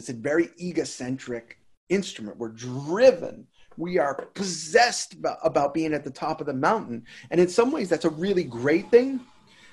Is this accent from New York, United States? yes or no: no; Boston, Massachusetts, United States; moved away as an adult; I live here now, but I'm from Boston